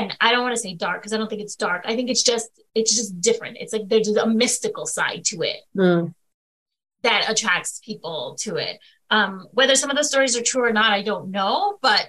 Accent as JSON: {"language": "English", "region": "Northeast", "country": "United States", "said": "As a northerner, like sitting down with, like, as a Yankee, you know, as they call us, right? Because we're from the Northeast"}